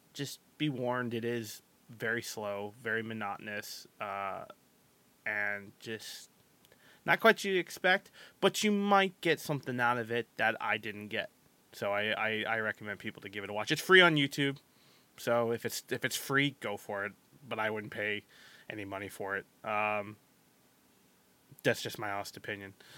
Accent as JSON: {"language": "English", "country": "United States", "said": "I'm American"}